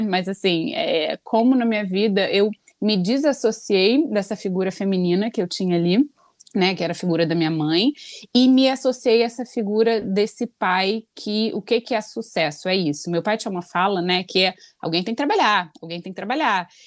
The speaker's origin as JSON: {"language": "Portuguese", "country": "Brazil", "moved": "as an adult", "said": "quando eu saí do Brasil"}